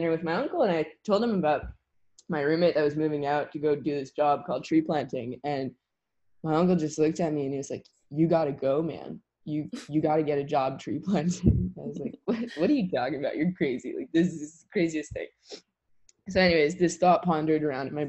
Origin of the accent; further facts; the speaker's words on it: Wakefield, Quebec, Canada; moved away as an adult; now in Nelson, Canada; I was born and raised in Wakefield, Quebec